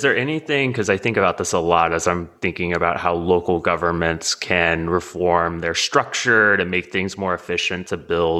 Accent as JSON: {"language": "English", "town": "Houston", "region": "Texas", "country": "United States", "tie": "born or raised there", "moved": "yes", "lives_now": "Los Angeles, United States", "said": "I'm from Houston. I grew up south of Houston on the Gulf Coast, evacuated Hurricane Ike when I was in middle school"}